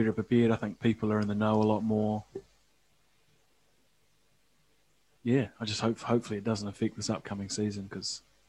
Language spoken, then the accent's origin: English; New Zealand; We're just really lucky we're from New Zealand